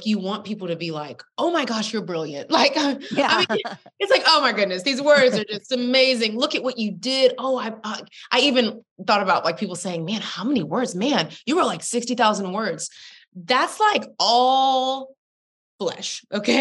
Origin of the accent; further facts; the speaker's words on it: Texas, United States; I'm from Texas